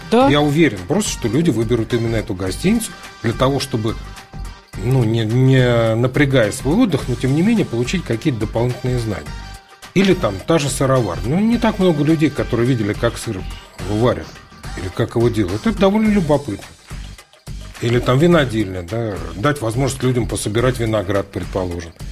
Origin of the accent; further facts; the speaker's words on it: Lviv, Lviv Oblast, Ukraine; Ну хорошо, я из Львова тоже Значит, привез там драгобыческой колбасы.